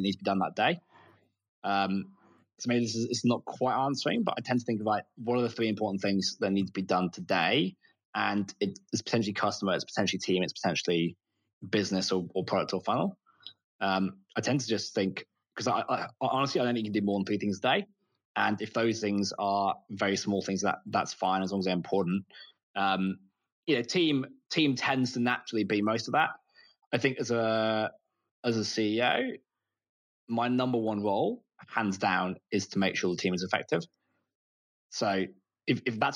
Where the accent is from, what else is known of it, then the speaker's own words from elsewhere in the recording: United Kingdom; moved away as an adult; also born or lived in United States; now in Australia; I'm British. I'm moved to Australia